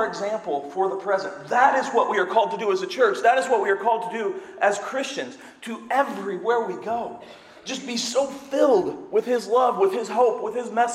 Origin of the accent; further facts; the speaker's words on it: Seymour, United States; I'm from Seymour. We used to have farm day for the high school